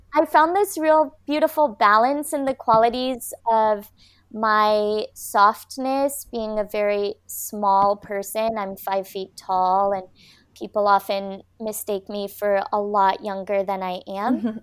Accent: Michigan, United States; now in Cardiff by the Sea, United States; I was born in Michigan. I live now in California, a beautiful coastal town called Cardiff by the Sea

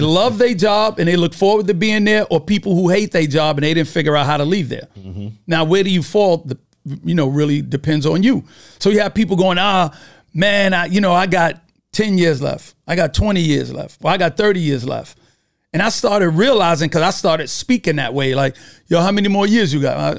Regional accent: New York City, New York, United States; from Brooklyn, New York

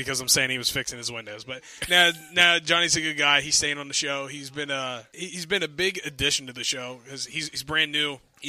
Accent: Pennsylvania, United States; I come from Pennsylvania.

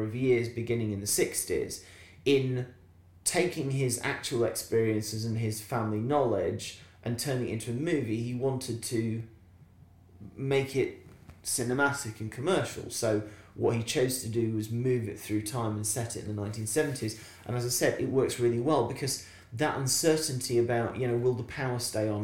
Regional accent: Barnsley, Yorkshire and the Humber, United Kingdom; growing up in Barnsley in the 1970s

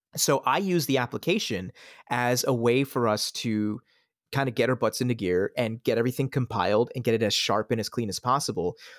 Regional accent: Pennsylvania, United States; also born or lived in Switzerland; I grew up in the suburbs of Pennsylvania. I, I was born in Switzerland and, and immigrated to the country in, in, in nineteen ninety.

